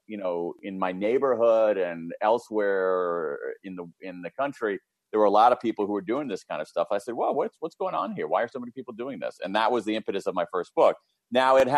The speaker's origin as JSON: {"language": "English", "town": "Columbus", "region": "Ohio", "country": "United States", "tie": "born or raised there", "said": "I grew up in Central Ohio, Columbus, Ohio, middle class family, middle of America"}